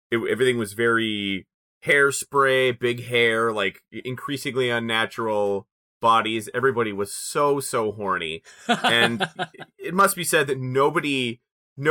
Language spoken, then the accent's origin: English; Canada; We're both Canadian. We're all Canadian here